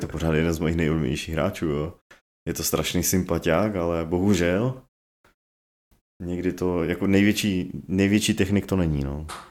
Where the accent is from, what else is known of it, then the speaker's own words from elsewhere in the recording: Czechia; já jako Čech, jo, co- celý- do té doby cel- celý život žil v Česku